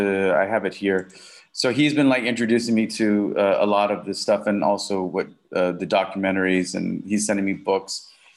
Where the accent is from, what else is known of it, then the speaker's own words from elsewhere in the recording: Southern US, United States; I grew up in the South, you know, I was, you know, had a slight little twang that I got rid of.